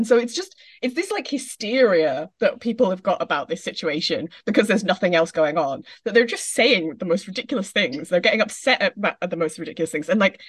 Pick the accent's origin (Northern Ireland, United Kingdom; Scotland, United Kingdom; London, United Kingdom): Scotland, United Kingdom; I'm Scottish